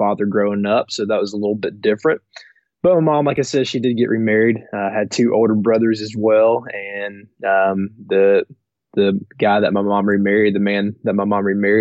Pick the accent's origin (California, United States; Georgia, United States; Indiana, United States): Georgia, United States; Gwinnett County; I was born in Gwinnett County